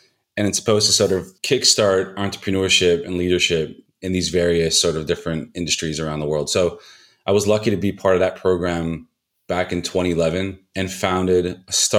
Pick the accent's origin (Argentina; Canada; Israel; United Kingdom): Israel; also born or lived in United States; I was born in the States, but moved to Israel when I was 9.